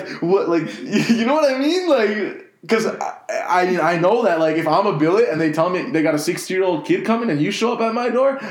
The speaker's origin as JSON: {"language": "English", "town": "Miami", "region": "Florida", "country": "United States", "tie": "born or raised there", "moved": "yes", "said": "I grew up in Miami, and now I moved here"}